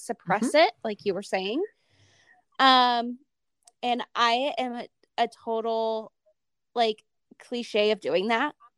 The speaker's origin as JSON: {"language": "English", "region": "Ohio", "country": "United States", "moved": "as an adult", "lives_now": "Utah, United States", "said": "I'm from Ohio. So it was never, like, my idea to live in Utah"}